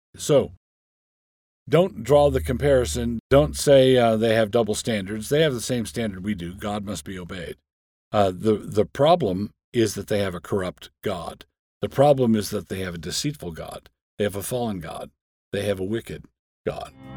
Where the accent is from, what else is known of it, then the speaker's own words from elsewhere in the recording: Annapolis, Maryland, United States; I grew up in Annapolis, Maryland